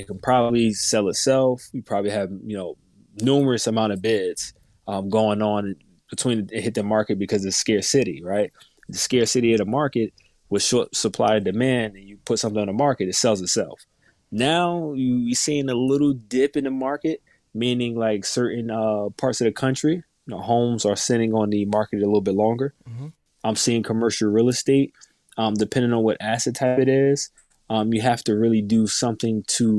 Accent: New Jersey, United States; For all the viewers that don't know me, I'm primarily born and raised in North New Jersey.

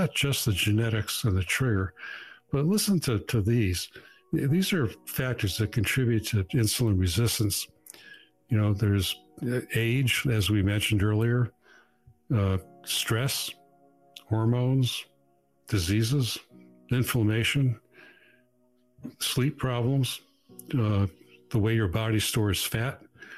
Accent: Massachusetts, United States

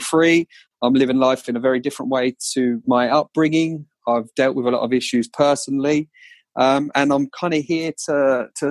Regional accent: Colchester, East of England, United Kingdom; accent: Colchester; my Colchester accent

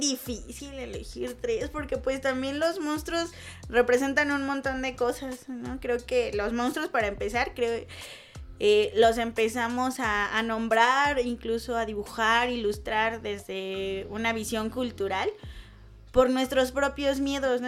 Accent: Mexico; aquí en México

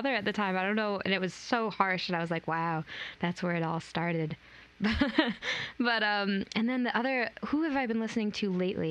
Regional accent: Griswold, Connecticut, United States; I grew up in Connecticut, in Griswold, Connecticut, on a farm.

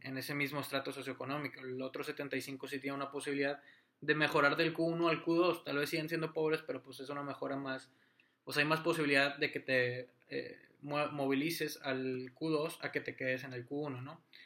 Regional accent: Monterrey, Nuevo León, Mexico; yo soy de, de Monterrey

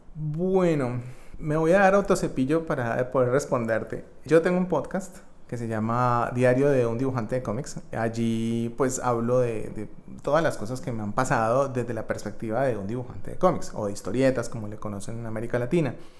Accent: Colombia; mi experiencia en este país, que es el país donde yo nací y crecí

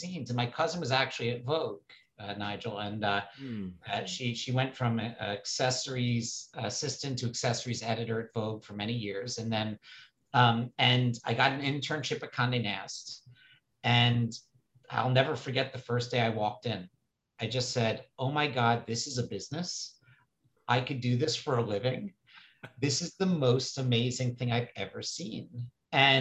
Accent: New York City, New York, United States; I grew up on the Upper East Side of New York City

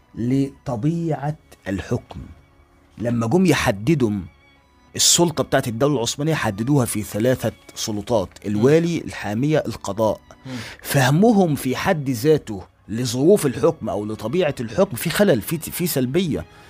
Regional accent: Egypt; عندنا في مصر هنا

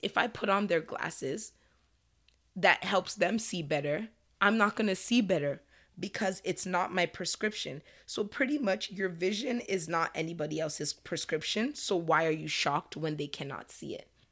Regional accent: Nigeria; as a Nigerian

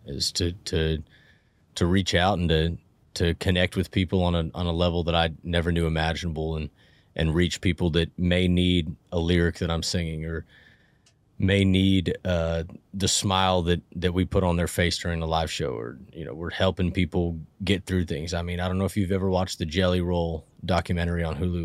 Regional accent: Portola, California, United States; now in Reno, United States; I grew up in a, in a really small, uh, railroad logging ranching town in Northern California called Portola, um, middle of Plumas County

